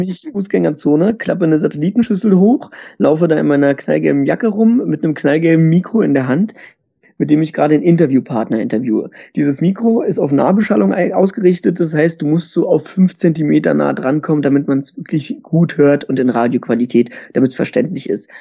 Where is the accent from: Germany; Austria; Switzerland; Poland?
Germany; bei uns in Deutschland